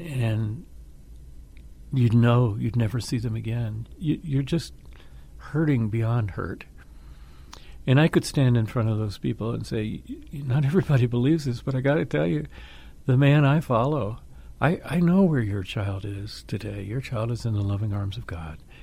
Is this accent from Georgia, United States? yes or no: yes; Atlanta, Georgia, United States; grew up in Atlanta, Georgia